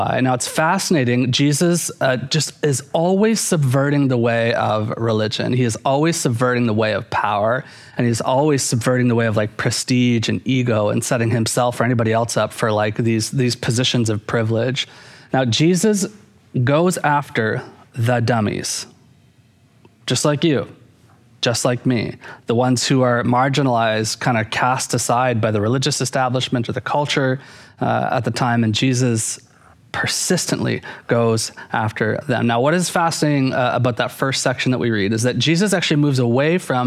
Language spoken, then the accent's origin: English; Canada; growing up in Canada, Wayne Gretzky was like a huge hero of mine